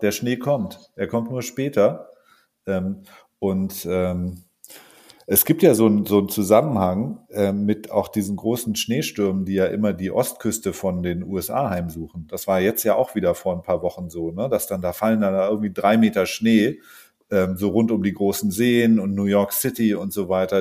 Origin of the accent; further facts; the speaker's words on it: Allgäu, Bavaria, Germany; in meiner Heimat da im Allgäu